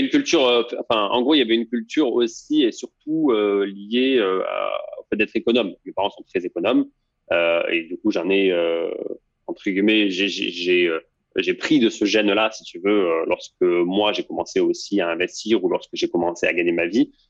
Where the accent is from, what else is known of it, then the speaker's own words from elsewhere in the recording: Toulouse, Occitania, France; moved away as an adult; also born or lived in Bordeaux / Île-de-France; j'ai grandi en banlieue toulousaine. je suis resté là-bas pendant bah, toutes mes, en fait, depuis que je suis né jusqu'à la fin de mes études.